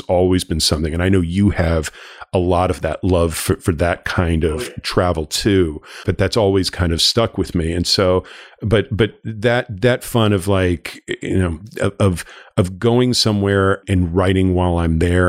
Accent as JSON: {"language": "English", "town": "Los Angeles", "region": "California", "country": "United States", "tie": "born or raised there", "said": "I grew up in Los Angeles. I'm I'm a, I'm a I'm a native, but a prodigal son who moved back here."}